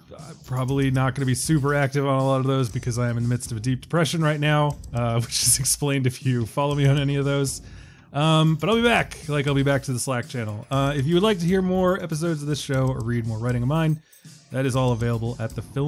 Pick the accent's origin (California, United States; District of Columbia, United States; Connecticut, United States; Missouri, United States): District of Columbia, United States; Washington; The Washington Post, my hometown newspaper.